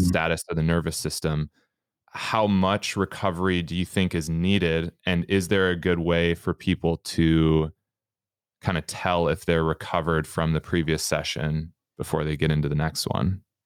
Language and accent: English; Minnesota, United States; now in Canada; In Minnesota, we consider a toboggan a sled